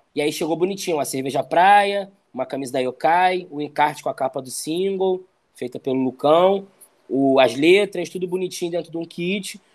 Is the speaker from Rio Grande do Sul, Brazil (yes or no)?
no; Rio de Janeiro, Brazil; also born or lived in Jacarepaguá; sempre eu tinha que sair de Barros Filho, onde eu cresci